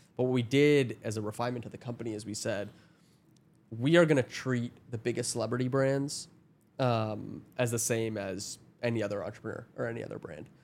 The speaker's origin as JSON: {"language": "English", "town": "Toronto", "region": "Ontario", "country": "Canada", "said": "I'm from Toronto"}